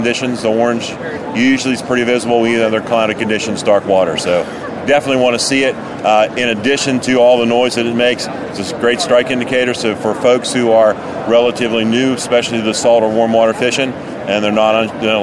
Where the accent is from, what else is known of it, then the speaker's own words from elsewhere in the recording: Oriental, North Carolina, United States; I'm from Oriental, North Carolina, a little coastal community on the lower Neuse River.